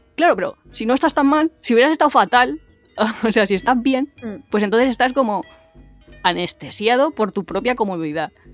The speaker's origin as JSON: {"language": "Spanish", "country": "Spain", "said": "nosotros como español"}